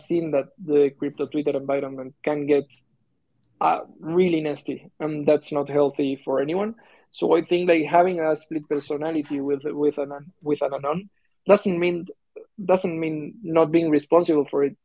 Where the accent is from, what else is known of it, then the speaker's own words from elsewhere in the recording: Argentina; I'm from Argentina